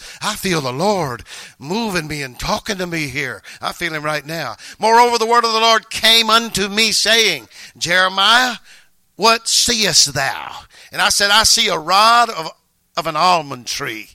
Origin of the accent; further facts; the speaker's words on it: North Louisiana, United States; moved away as an adult; now in Maryland, United States; we're both from North Louisiana.